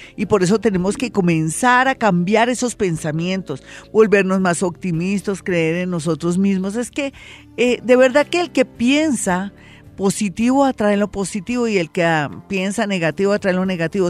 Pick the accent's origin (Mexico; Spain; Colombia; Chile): Colombia; uno como colombiano